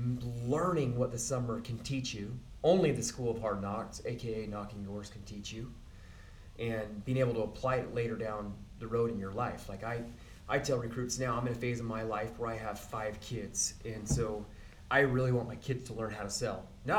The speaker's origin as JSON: {"language": "English", "region": "Utah", "country": "United States", "said": "I'm from Sanpete County."}